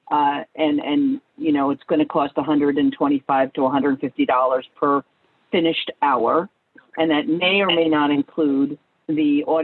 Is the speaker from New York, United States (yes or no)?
yes; New York, United States; Well, I'm from New York. Um, I, you know, but I don't really have a heavy New York accent.